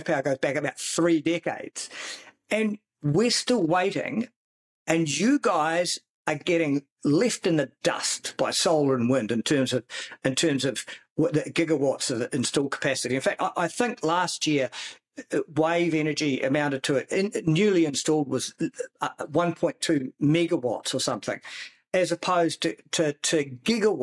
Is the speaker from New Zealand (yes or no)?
yes; New Zealand; As a New Zealander living near the sea